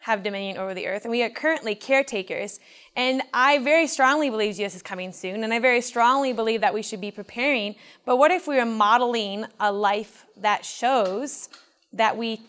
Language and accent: English; Michigan, United States; I was raised 2 hours south of here in Goebbels, Michigan, on a little farm